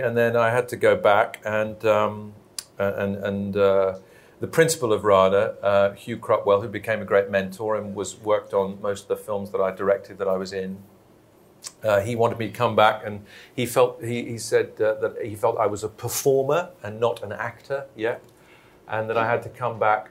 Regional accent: Belfast, Northern Ireland, United Kingdom; moved away; also born or lived in London; back in my hometown of Belfast

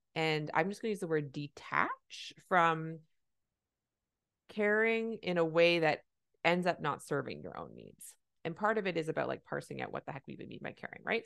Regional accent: Canada; I'm a Canadian family physician

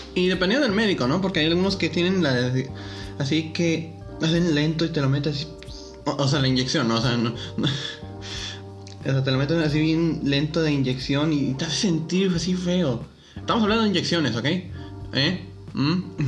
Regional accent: Reynosa, Tamaulipas, Mexico; yo nací aquí en Reynosa, en una ciudad fronteriza

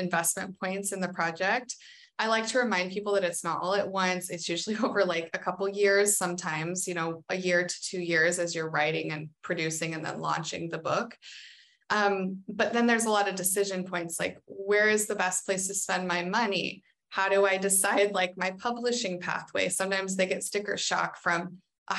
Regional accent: United States; as an American

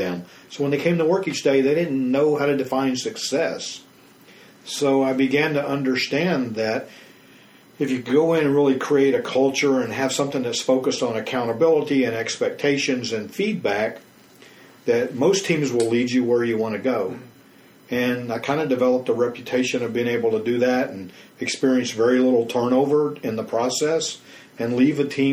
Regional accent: Memphis, Tennessee, United States; moved away as an adult; also born or lived in California; now in Houston, United States; I was raised in Memphis, Tennessee.

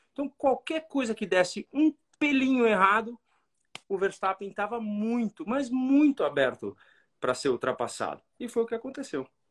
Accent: Brazil; nós somos brasileiros

